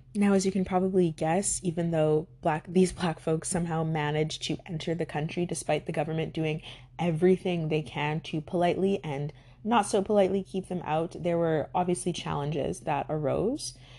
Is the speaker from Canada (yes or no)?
yes; Winnipeg, Manitoba, Canada; I'm from Winnipeg